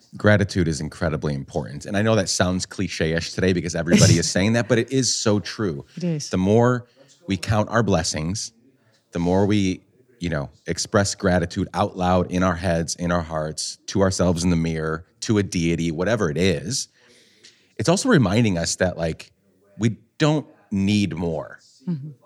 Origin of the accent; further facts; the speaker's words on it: Guatemala; now in New York City, United States; I grew up in Guatemala